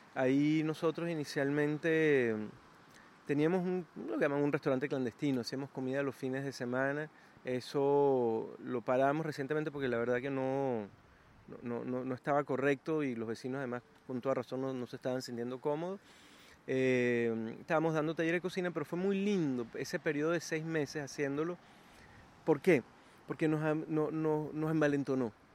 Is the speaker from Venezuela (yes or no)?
yes; Venezuela; now in Chile; Mi país Venezuela